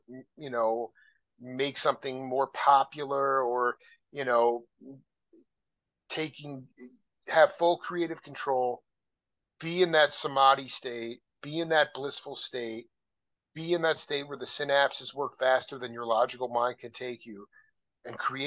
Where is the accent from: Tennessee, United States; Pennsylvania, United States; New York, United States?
New York, United States; Long Island; now in Tucson, United States; I was born in Long Island, so I know, I mean, I'm a New Yorker, but I live in Tucson, Arizona